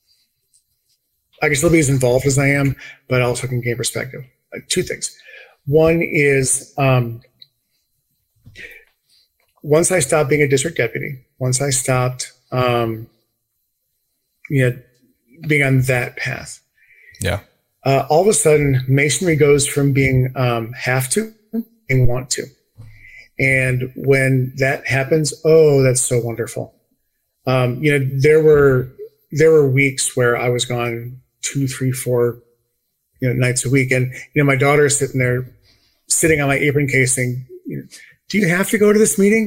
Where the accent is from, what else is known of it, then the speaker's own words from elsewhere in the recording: South Central Wisconsin, United States; moved away as an adult; also born or lived in Madison, Wisconsin / Milwaukee, Wisconsin; now in Ohio, United States; I grew up in South Central Wisconsin and had a life in the Madison, Milwaukee, Wisconsin area.